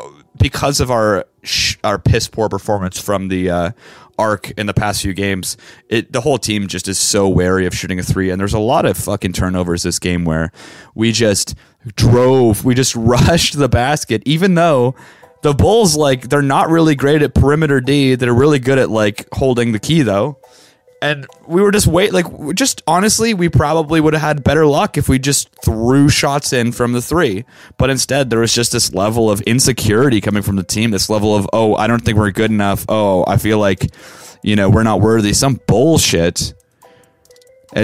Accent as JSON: {"language": "English", "town": "Vancouver", "region": "British Columbia", "country": "Canada", "tie": "born or raised there", "said": "I grew up in Vancouver"}